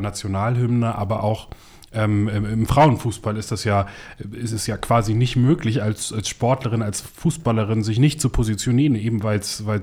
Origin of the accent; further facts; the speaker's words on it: Northern Germany, Germany; Nee, ich komme aus Norddeutschland, da sagt man das so.